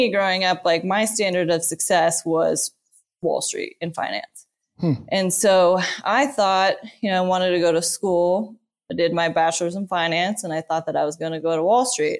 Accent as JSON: {"language": "English", "town": "Aspen", "region": "Colorado", "country": "United States", "tie": "born or raised there", "also_born_or_lived": "Boulder, Colorado", "moved": "as an adult", "lives_now": "Sheridan, United States", "said": "I was born and raised in Aspen, Colorado"}